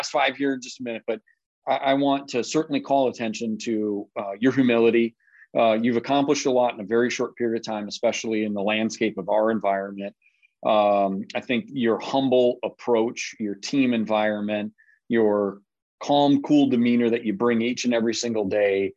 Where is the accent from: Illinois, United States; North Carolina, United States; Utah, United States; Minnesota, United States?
Minnesota, United States; I was born in Minnesota, and I grew up a Cowboys fan